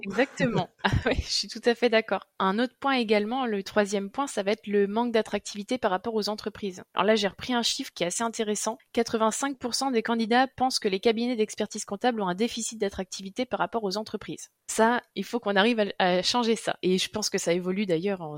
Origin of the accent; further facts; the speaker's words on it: Nantes, Pays de la Loire, France; je suis nantaise depuis toujours